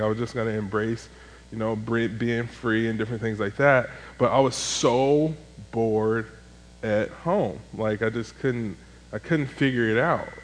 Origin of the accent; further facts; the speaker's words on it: Chicago, Illinois, United States; moved away as an adult; also born or lived in Greenville; I'm from Chicago